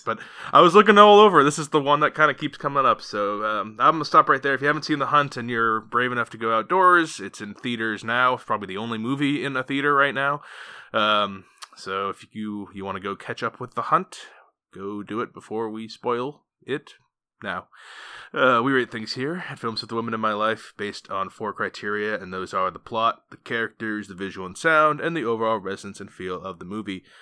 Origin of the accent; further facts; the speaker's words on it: Maine, United States; now in Philadelphia, United States; I grew up in Maine